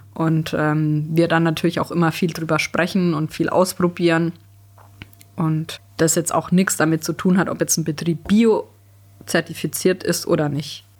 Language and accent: German; Germany; bei uns in Deutschland